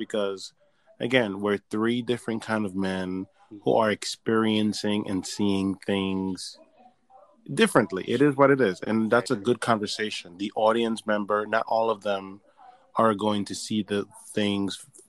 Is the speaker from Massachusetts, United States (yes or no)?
no; New York City, New York, United States; I am from New York.